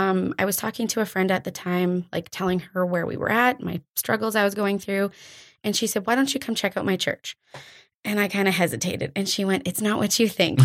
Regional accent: Drayton Valley, Alberta, Canada; moved away as an adult; also born or lived in Calgary; now in Airdrie, Canada; I was born and raised in Drayton Valley.

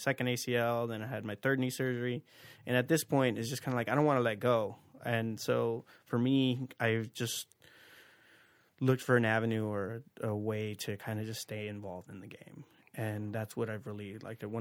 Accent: La Puente, California, United States; now in La Verne, United States; I grew up in the city of La Puente

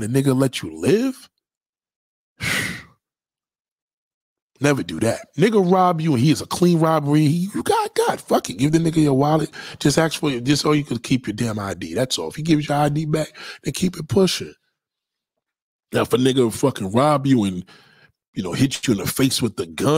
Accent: New York City, New York, United States; also born or lived in Brooklyn, New York City; I was born in Atlantic Towers in Brooklyn, East New York. You know what I'm saying? So my and raised out here in Staten Island.

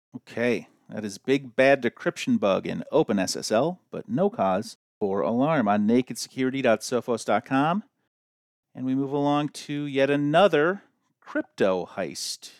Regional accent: United States; we Americans

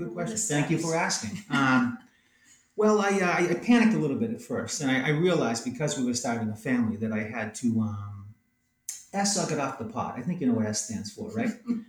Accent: New England, United States; also born or lived in California / Philadelphia; I was raised in New England and went to art school in New England, got married in New England, yeah. Raising kids in New England. I'm a New England guy.

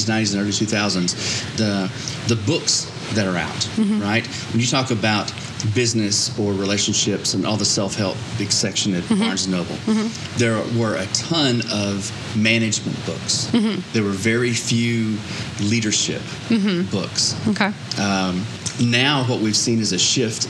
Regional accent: Texas, United States; I am from Texas

